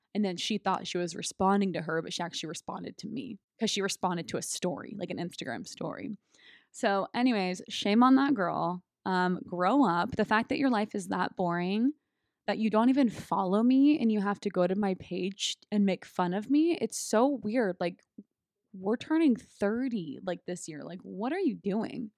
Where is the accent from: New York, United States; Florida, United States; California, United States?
California, United States; moved away as an adult; also born or lived in Texas; now in San Diego, United States; come back to my home state